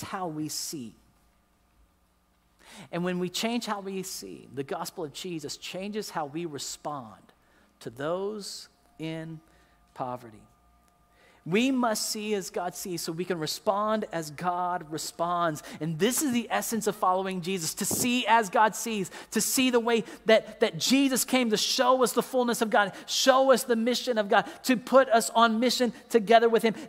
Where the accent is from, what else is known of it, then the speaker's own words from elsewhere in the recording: United States; as an American until I lived in another country